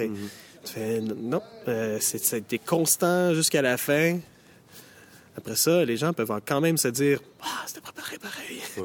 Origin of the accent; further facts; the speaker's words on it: Montreal, Quebec, Canada; chez nous, au Québec, euh, à Montréal